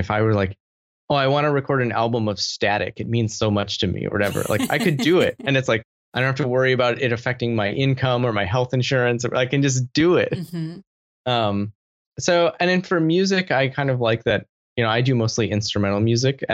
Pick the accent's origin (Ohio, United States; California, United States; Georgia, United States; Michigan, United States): Michigan, United States; I grew up in the Midwest